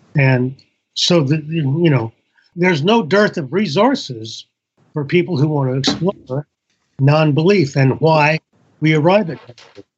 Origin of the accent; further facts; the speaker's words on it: Indiana, United States; when I grew up in Indiana